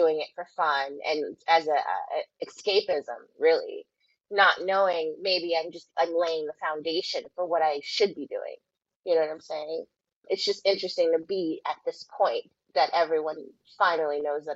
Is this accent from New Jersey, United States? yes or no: no; Sacramento, California, United States; also born or lived in San Francisco, United States; I'm originally from Sacramento, California.